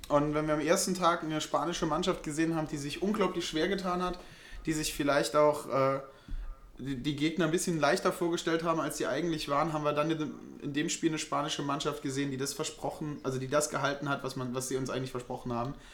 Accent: Saarland, Germany; wie man bei uns im Saarland sagt.

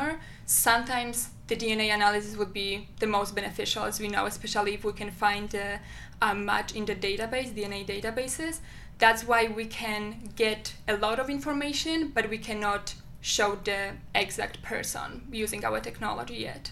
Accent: Poland; moved away as an adult; now in Albany, United States; my home country

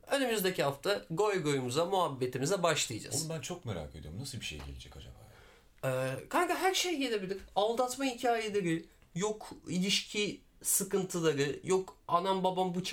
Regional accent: Diyarbakır, Diyarbakır Province, Turkey; born there; e, Diyarbakır doğumluyum. E, 23 yaşındayım.

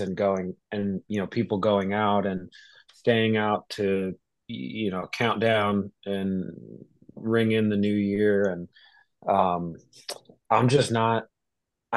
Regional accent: New Jersey, United States; growing up, you know, in New Jersey

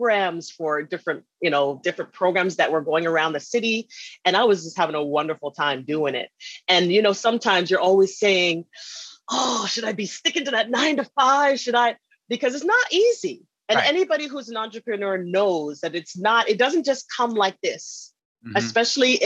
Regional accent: Canada; moved away as an adult; also born or lived in Alabama / Texas / New York; I was born and raised in Canada

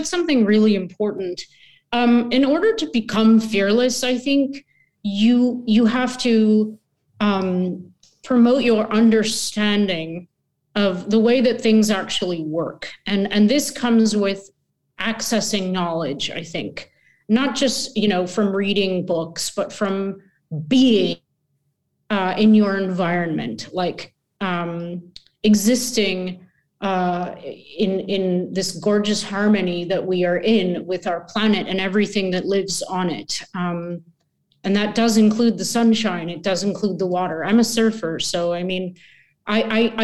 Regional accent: Canada; I'm Canadian

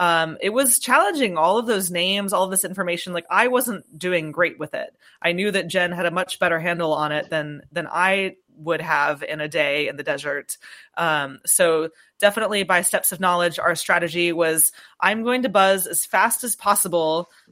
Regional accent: Florida, United States; Yeah, I'm from Florida and an aerial acrobat

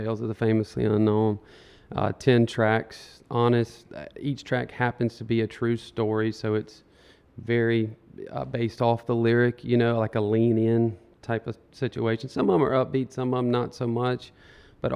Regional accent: Woodruff, South Carolina, United States; accent: upstate; also born or lived in Colleton County / Columbia; now in James Island, United States; I was raised in Spartanburg County in a town called Woodruff. And on my mom, I've got people up Spartanburg, Greenville, Anderson. I've got a huge upstate, and that's why the accent is

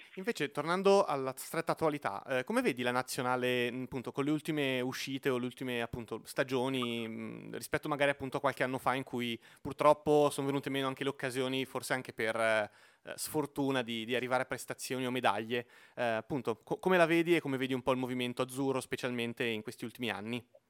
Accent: Lomazzo, Lombardy, Italy; io sono di Lomazzo, quindi vicino a Como

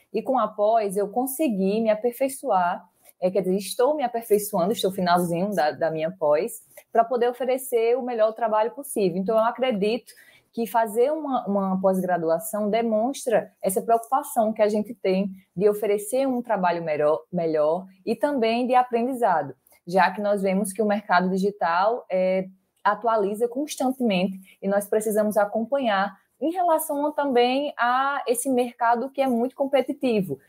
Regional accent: Barra de Santa Rosa, Paraíba, Brazil; sou do interior da Paraíba, de Barra de Santa Rosa

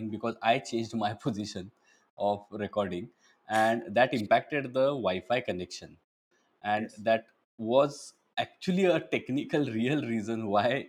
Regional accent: Belgaum, Karnataka, India; now in Mumbai, India; my hometown and your hometown as well, Belgaum

